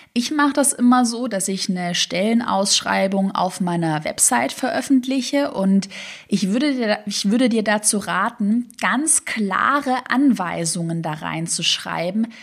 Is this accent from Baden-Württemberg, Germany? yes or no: yes; Tübingen, Baden-Württemberg, Germany; now in Berlin, Germany; Tübingen, da wo ich herkomme